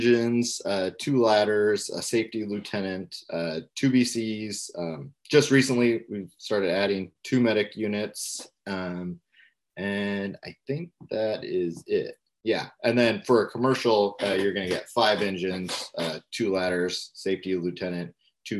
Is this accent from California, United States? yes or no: yes; California, United States; moved away as an adult; now in Tacoma, United States; volunteered in my hometown in California